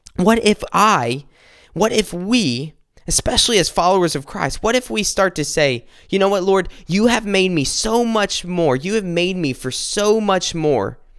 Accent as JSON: {"language": "English", "region": "South Carolina", "country": "United States", "tie": "born or raised there", "said": "we, we grew up in South Carolina. We went to school, uh, together in South Carolina"}